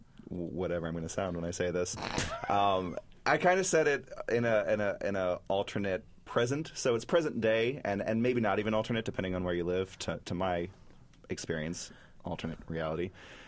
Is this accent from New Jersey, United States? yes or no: no; Cincinnati, Ohio, United States; I grew up in the Cincinnati area